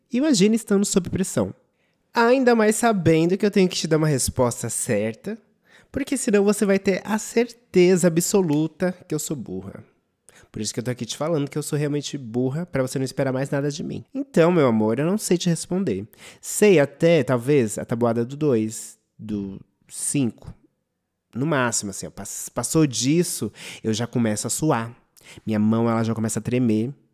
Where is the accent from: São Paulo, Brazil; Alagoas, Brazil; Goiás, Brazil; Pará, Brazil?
São Paulo, Brazil; De escola pública Júlio Mesquita, que era aqui no meu bairro do Butantã